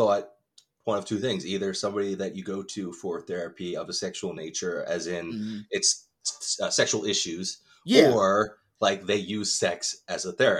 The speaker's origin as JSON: {"language": "English", "country": "United States", "tie": "born or raised there", "said": "I'm one of those assholes that's totally 100% born and raised in America. And it's like, yeah, I'm Irish. It's my last name."}